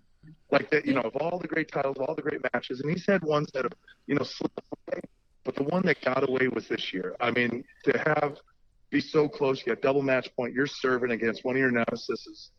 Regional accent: Michigan, United States; growing up in Michigan

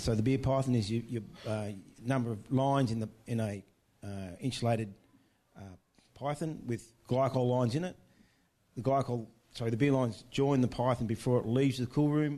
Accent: Victoria, Australia; I'm from Victoria

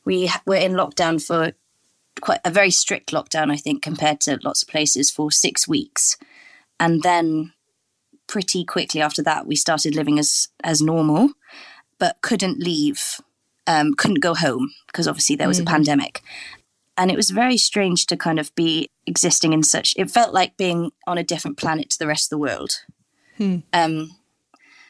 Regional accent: Welsh, Wales, United Kingdom; I'm Welsh speaking.

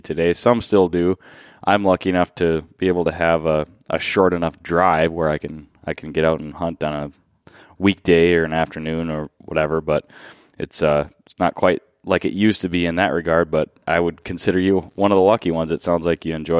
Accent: Minnesota, United States; moved away; my home state, Minnesota

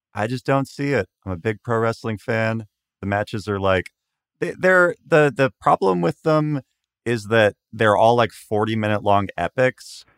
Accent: Washington, United States; I grew up around Washington State

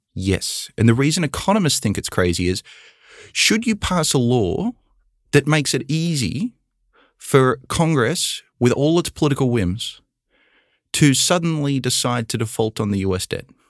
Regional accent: Australia; born or raised there; moved away as an adult; now in United States

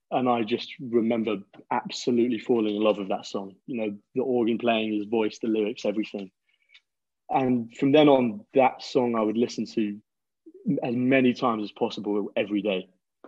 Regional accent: London, United Kingdom; now in Liverpool, United Kingdom; Well, I'm currently 19 years old. I'm born and raised in London, although right now I'm currently studying at university in Liverpool.

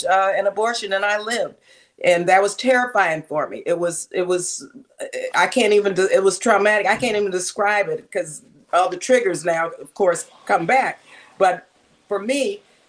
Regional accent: El Paso, Texas, United States; now in Oakland, United States; where I was raised in El Paso, Texas, border town

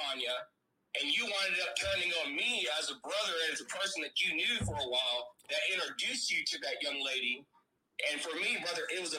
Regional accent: Tampa, Florida, United States; also born or lived in St. Petersburg, Florida; And I was raised and born, and we were raised in Tampa, but I was living in St. Pete most of my life.

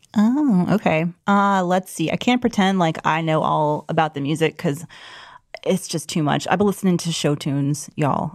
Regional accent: Georgia, United States; my home state

